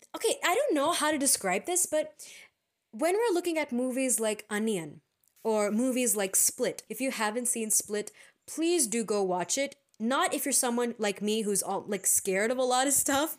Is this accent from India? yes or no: yes; India; We are Indian postgrads in psychology